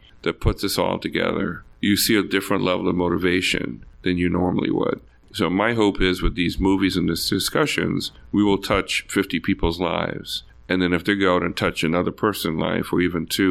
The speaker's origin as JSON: {"language": "English", "country": "Bahamas", "tie": "born or raised there", "also_born_or_lived": "Jamaica", "moved": "yes", "said": "growing up in the Bahamas Islands"}